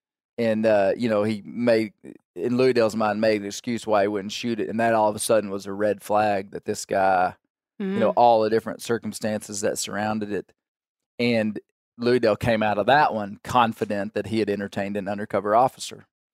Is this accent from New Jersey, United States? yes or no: no; Kentucky, United States; I'm from Kentucky.